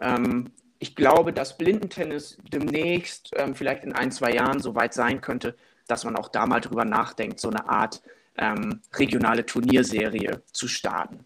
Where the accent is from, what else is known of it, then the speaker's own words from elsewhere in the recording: Wilhelmshaven, Lower Saxony, Germany; moved away as an adult; now in Cologne, Germany; in dem Verein, wo ich groß geworden bin, in meiner äh, Stadt in Wilhelmshaven, im, im, nördlichen Niedersachsen